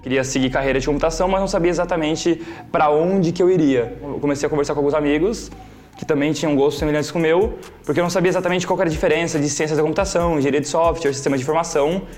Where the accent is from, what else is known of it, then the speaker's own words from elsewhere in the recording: Joinville, Santa Catarina, Brazil; Eu nasci e cresci em Joinville